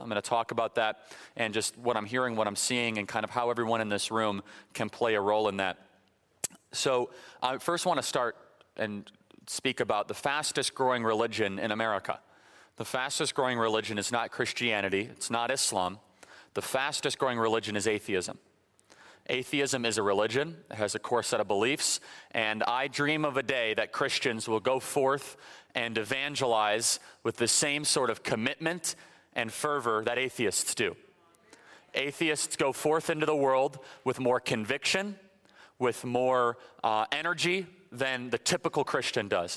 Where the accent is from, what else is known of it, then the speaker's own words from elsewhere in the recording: Illinois, United States; moved away; I'm originally from Illinois, born and raised.